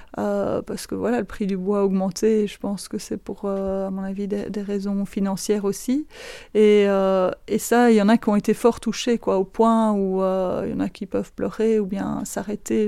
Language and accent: French; Florennes-Philippeville area, Wallonia, Belgium; also born or lived in Vezin, Andenne, Belgium; now in Andenne, Belgium; je ne suis pas originaire d'ici. Je suis originaire du côté de Florène-Philippeville